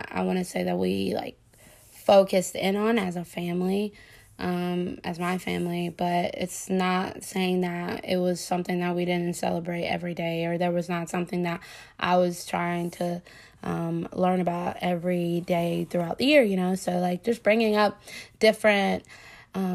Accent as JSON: {"language": "English", "region": "the South", "country": "United States", "tie": "born or raised there", "said": "a young African-American woman, growing up in the South and in a Southern Black Baptist church"}